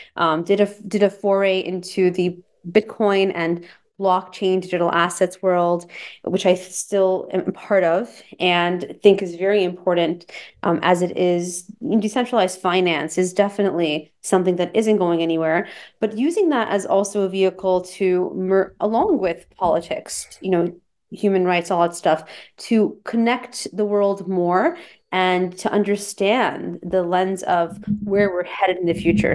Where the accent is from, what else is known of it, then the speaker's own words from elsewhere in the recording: United States; I'm American, you know, of Persian, Iranian origin. The parents were born there